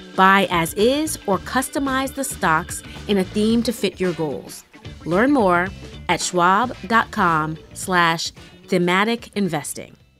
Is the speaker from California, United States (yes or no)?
no; New York City, New York, United States; I live in my hometown, New York City